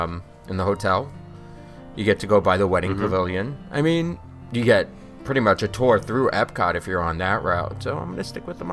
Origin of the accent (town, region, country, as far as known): New York, United States; born or raised there